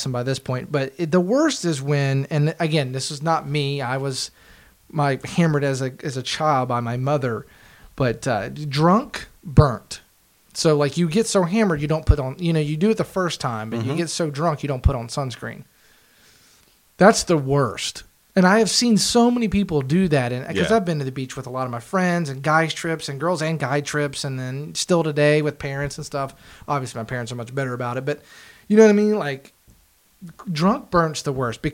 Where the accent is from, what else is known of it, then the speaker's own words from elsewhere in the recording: West Virginia, United States; I grew up in West Virginia, so I had mountains.